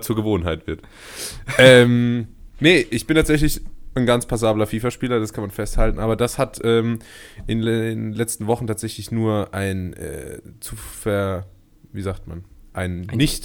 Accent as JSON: {"language": "German", "region": "Rhineland-Palatinate", "country": "Germany", "also_born_or_lived": "Karlsruhe", "said": "meine Identität als Pfälzer"}